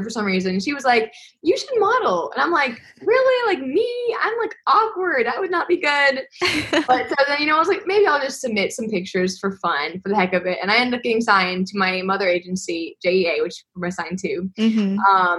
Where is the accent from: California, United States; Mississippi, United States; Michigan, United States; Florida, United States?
Mississippi, United States; Madison; I'm 20 years old, and I am from Madison, Mississippi.